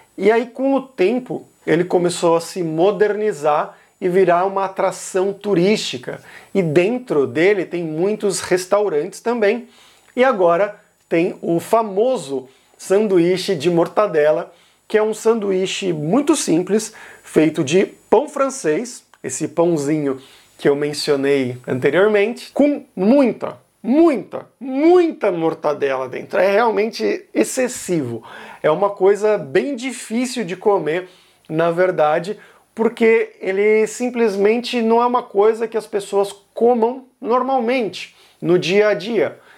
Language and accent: Portuguese; São Paulo, Brazil; moved away; quando eu era criança, adolescente, enfim, crescendo em São Paulo